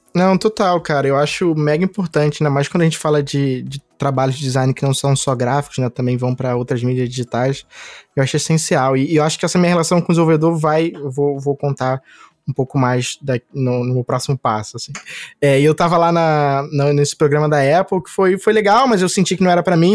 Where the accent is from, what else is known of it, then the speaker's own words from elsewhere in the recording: Rio de Janeiro, Brazil; eu sou do Rio, sempre morei no Rio